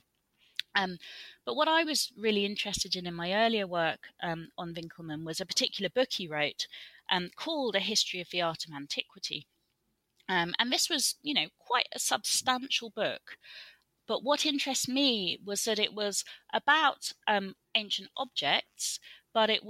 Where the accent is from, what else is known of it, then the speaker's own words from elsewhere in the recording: Colchester, East of England, United Kingdom; now in Reading, United Kingdom; growing up in Colchester